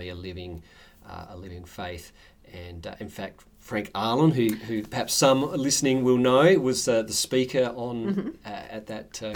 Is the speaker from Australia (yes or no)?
yes; Clare, South Australia, Australia; I'm a country boy originally, born and bred in Clare in the mid-north.